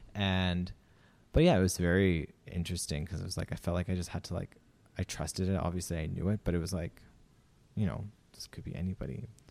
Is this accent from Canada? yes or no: yes; Saskatchewan, Canada; moved away as an adult; also born or lived in Romania; now in Australia; I'm from Saskatchewan